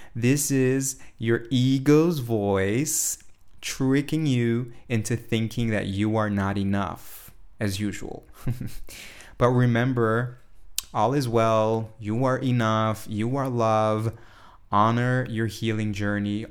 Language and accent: English; São Paulo, Brazil; Today, I'm in São Paulo, Brazil, my hometown